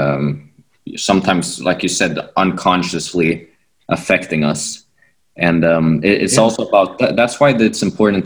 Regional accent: Sweden; I'm from Sweden and this is where I've grown up doing judo

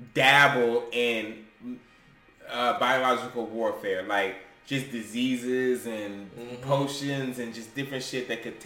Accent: United States; as an American

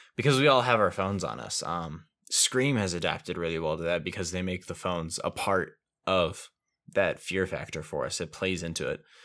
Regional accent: United States; I am an American

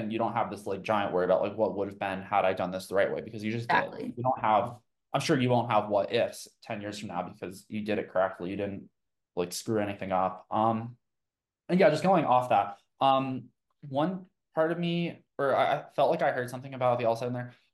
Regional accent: Tucson, Arizona, United States; I was born in Tucson, Arizona

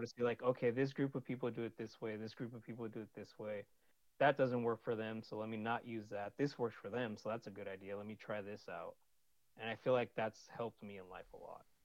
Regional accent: California, United States; also born or lived in Sunnyvale, California / Santa Clara, California / San Jose, California; I'm from California

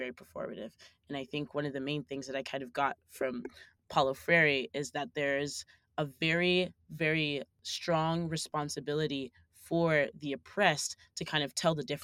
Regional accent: the South, United States; We didn't really read a lot of theory in high school. I was from the South

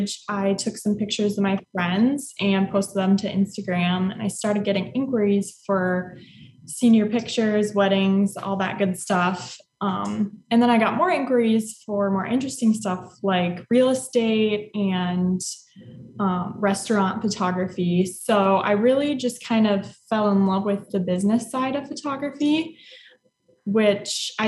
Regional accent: Platteville, Wisconsin, United States; moved away as an adult; also born or lived in Eau Claire, Wisconsin; now in Austin, United States; I grew up in Platteville, which is a small town in southwest Wisconsin

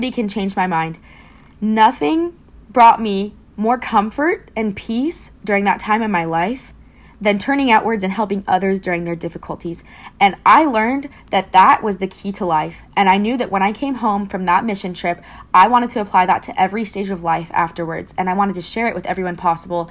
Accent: Queen Creek, Arizona, United States; originally I'm from Queen Creek, Arizona.

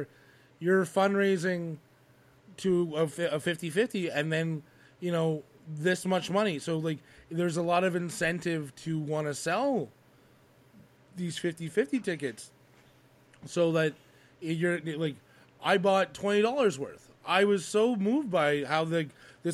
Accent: Quebec, Canada; moved away; also born or lived in Alberta; I grew up in Quebec hockey. I played for Lakeshore minor hockey for over, let's say, give or take 20 years

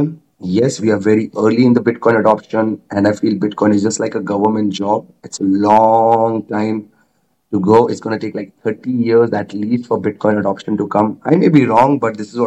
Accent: India; I'm from India

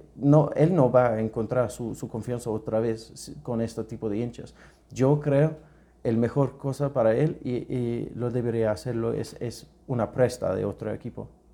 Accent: United Kingdom; Spanish is a second language; moved away as an adult; also born or lived in Thailand / Spain; now in Ecuador; soy británico, una mezcla de inglés y escocés

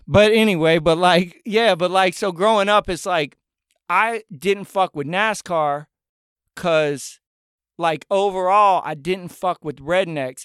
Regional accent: northern Buncombe County, Appalachia, North Carolina, United States; I grew up in Buncombe County, and I grew up in northern Buncombe County

